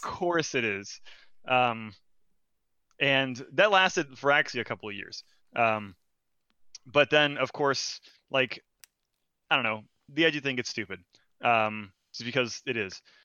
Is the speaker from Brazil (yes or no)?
yes; Brazil; moved away; I'm foreign. I'm from Brazil